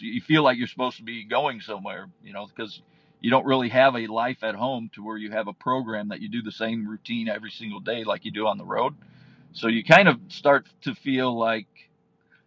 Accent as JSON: {"language": "English", "region": "Indiana", "country": "United States", "tie": "born or raised there", "also_born_or_lived": "Chicago area / Kansas / Florida", "moved": "as an adult", "said": "I grew up in Indiana"}